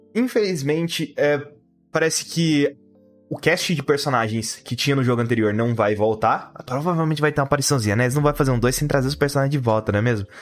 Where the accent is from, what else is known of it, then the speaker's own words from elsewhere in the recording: Brazil; a gente é brasileiro